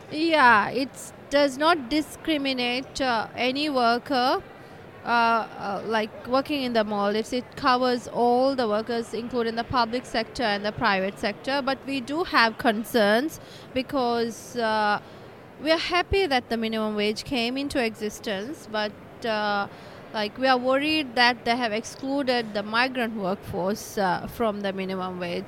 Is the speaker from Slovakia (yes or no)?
no; Maldives; I'm from Maldives, Maldives Trade Union Congress.